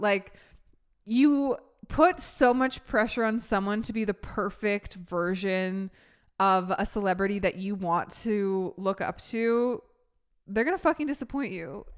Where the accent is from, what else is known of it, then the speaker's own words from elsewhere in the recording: Vancouver, British Columbia, Canada; moved away; also born or lived in New York; where I grew up in Vancouver